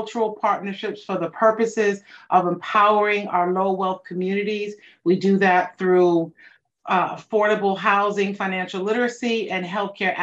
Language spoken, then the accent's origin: English; New York City, New York, United States; moved away as an adult; I'm a New Yorker or a New Yorican, as some would like to say. And we moved here shortly, a few years after September 11th